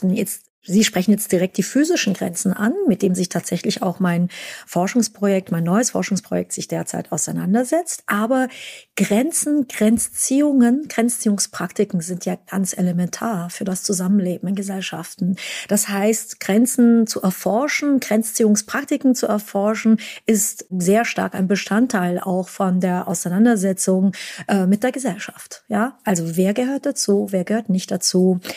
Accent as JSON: {"language": "German", "town": "Ulm", "region": "Baden-Württemberg", "country": "Germany", "tie": "born or raised there", "said": "Ich bin in Deutschland geboren und groß geworden, in Ulm, und dann mussten wir sehr lange fahren, bis wir dann irgendwann mal am Checkpoint Charlie ankamen"}